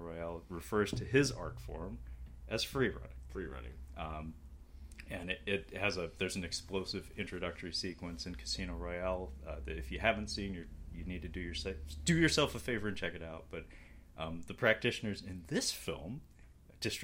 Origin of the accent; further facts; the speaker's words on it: United States; I'm American